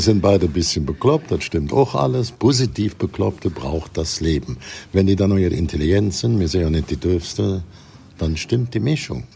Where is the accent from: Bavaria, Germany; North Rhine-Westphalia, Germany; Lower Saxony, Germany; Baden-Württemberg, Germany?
North Rhine-Westphalia, Germany; Cologne; bei uns in Köln